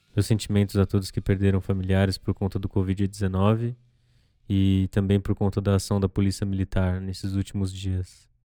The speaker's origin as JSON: {"language": "Portuguese", "country": "Brazil", "said": "A nossa identidade enquanto brasileiros"}